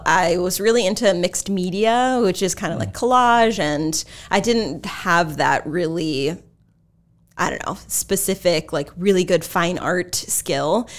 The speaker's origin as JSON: {"language": "English", "area": "Exeter-West Greenwich", "region": "Rhode Island", "country": "United States", "tie": "born or raised there", "said": "I actually went to Exeter, West Greenwich."}